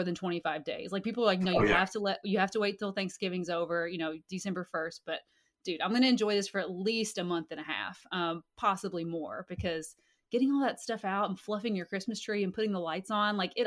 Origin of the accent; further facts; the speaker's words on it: Kentucky, United States; moved away as an adult; also born or lived in Hawaii; we're originally both from Kentucky